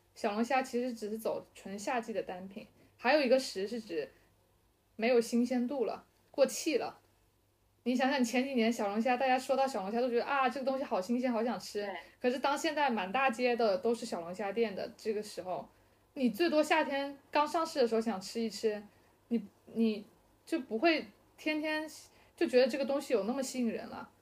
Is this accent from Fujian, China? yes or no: yes; Fujian, China; moved away; 但是是蹭蹭我老家的这个这个东西